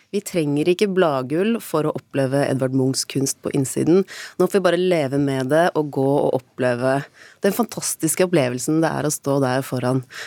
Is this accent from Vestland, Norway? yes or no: no; Oslo, Norway; vi som er født og oppvokst i Oslo